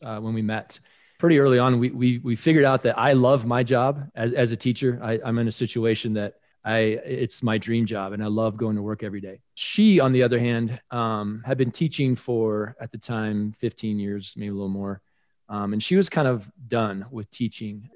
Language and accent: English; Colorado, United States; in my home state of Colorado, living here in Denver